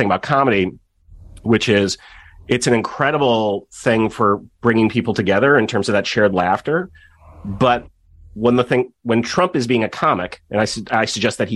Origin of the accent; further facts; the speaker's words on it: Kenilworth, Illinois, United States; I grew up in Kenilworth, Illinois, which at the time was the richest suburb in America